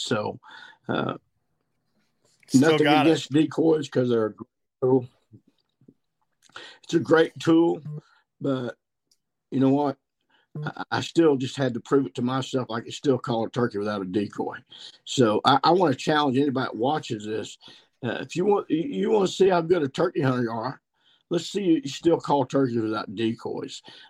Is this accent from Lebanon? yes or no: no; Missouri, United States; I shot two mature gobblers here in my home state of Missouri